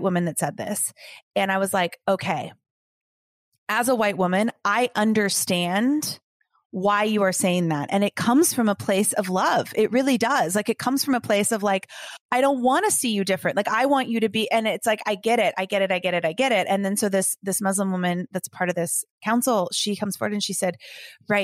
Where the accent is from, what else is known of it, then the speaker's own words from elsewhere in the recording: Los Angeles, California, United States; I grew up a dancer in Los Angeles